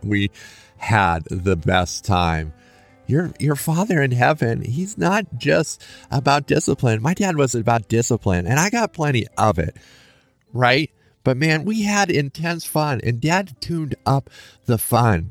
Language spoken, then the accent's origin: English; Lincoln, Nebraska, United States; I grew up in Lincoln, Nebraska